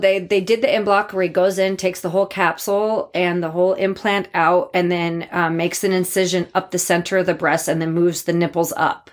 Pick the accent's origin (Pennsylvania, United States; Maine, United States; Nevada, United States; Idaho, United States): Idaho, United States; Boise; also born or lived in Bozeman, Montana; I'm from Boise. I was born here